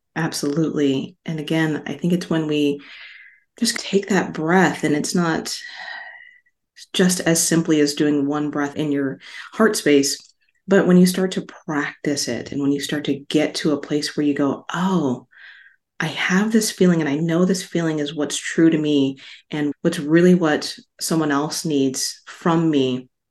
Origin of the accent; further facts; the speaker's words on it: Las Vegas, Nevada, United States; also born or lived in Hawaii; I grew up in Las Vegas. I'm from Hawaii originally.